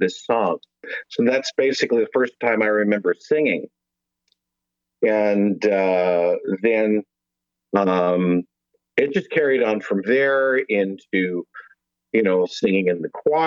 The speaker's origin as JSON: {"language": "English", "town": "San Jose", "region": "California", "country": "United States", "tie": "born or raised there", "also_born_or_lived": "Hollywood, California / Bay Area, California", "moved": "as an adult", "lives_now": "Nashville, United States", "said": "I am born and raised in San Jose, California"}